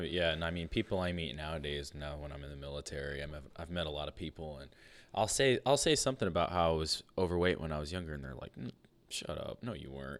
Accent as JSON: {"language": "English", "town": "Fort Fairfield", "region": "Maine", "country": "United States", "tie": "born or raised there", "also_born_or_lived": "Limestone, Maine", "said": "we grew up in Fort Fairfield and Limestone, and there was not many people around."}